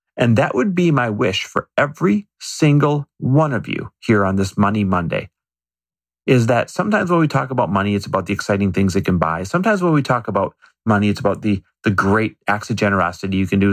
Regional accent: Midwest, United States; I grew up in the Midwest

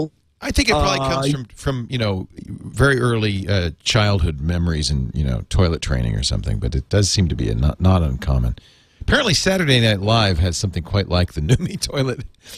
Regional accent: Canada; now in Las Vegas, United States; So, but I'm Canadian. I'm a Canadian citizen. It's legal for me to play poker in Canada, in my home in Canada.

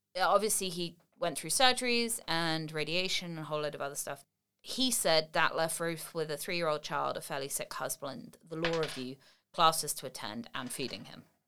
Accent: England, United Kingdom; moved away as an adult; now in United States; I'm English, but I've lived in the States for twelve or thirteen years now

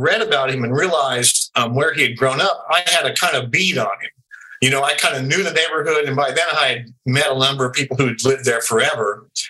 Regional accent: the South, United States; No, I'm from the South, actually.

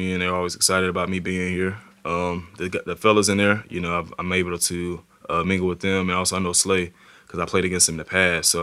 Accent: Alabama, United States; moved away as an adult; now in Philadelphia, United States; I'm from Alabama.

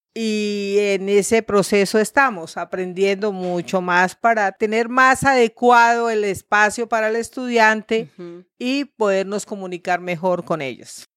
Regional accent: Bucaramanga, Santander, Colombia; moved away as an adult; also born or lived in Santa Marta; yo nací aquí en Bucaramanga, me crié aquí en Bucaramanga

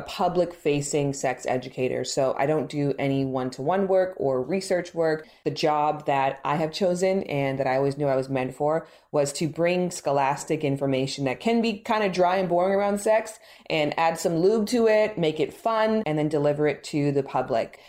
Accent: Toronto, Ontario, Canada; now in Los Angeles, United States; I'm actually from Toronto, Canada

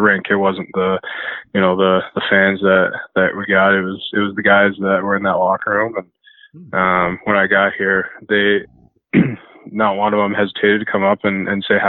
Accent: 20 minutes from Chilliwack, British Columbia, Canada; moved away as an adult; now in North Dakota, United States; I went into Chilliwack and had a tryout and, was lucky enough to make the team there, and which is 20 minutes away from my hometown

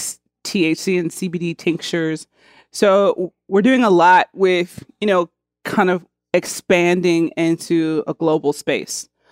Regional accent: Cincinnati, Ohio, United States; I'm from Cincinnati, Ohio

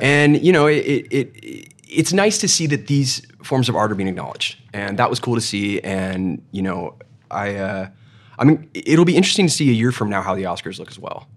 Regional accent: Palos Verdes, California, United States; I'm from Palos Verdes. I played at Peninsula High School uh, football.

